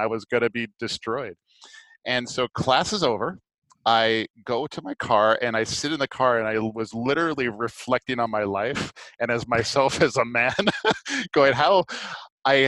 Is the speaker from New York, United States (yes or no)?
no; Maui, Hawaii, United States; moved away; I grew up in Maui